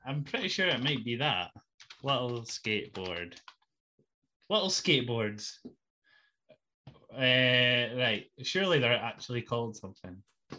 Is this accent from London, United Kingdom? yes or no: no; Scotland, United Kingdom